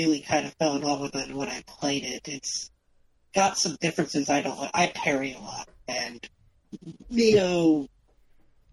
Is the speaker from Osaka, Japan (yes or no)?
yes; Osaka, Japan; moved away; I was born in Osaka.